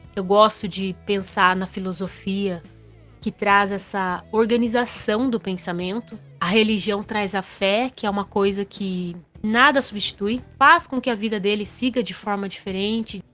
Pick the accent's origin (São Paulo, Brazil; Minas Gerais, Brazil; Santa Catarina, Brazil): São Paulo, Brazil; Sorocaba; nasci em Sorocaba, que é uma cidade muito mais industrial e é uma cidade já aí com quase um milhão de habitantes